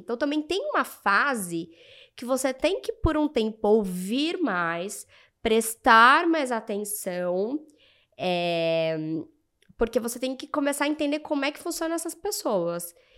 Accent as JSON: {"language": "Portuguese", "country": "Brazil", "said": "somos brasileiras, somos latinos"}